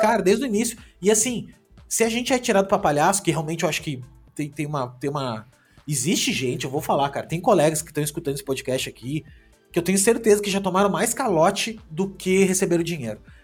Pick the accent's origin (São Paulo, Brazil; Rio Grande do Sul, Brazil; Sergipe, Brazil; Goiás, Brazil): Rio Grande do Sul, Brazil; Gaúcho; eu sou gaúcho